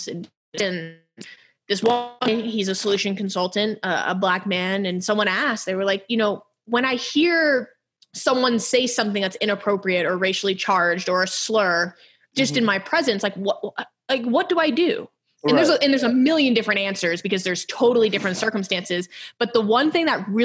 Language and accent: English; Houston, Texas, United States; also born or lived in Ohio; we're from Houston, but we're from very different parts of Houston.